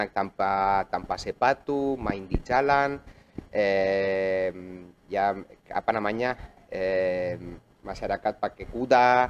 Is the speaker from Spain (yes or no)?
yes; Barcelona, Catalonia, Spain; Indonesian is a second language; moved away as an adult; now in Indonesia; saya orang Spanyol yang sudah 11 tahun tinggal di Indonesia. Saya lahir di kota Barcelona.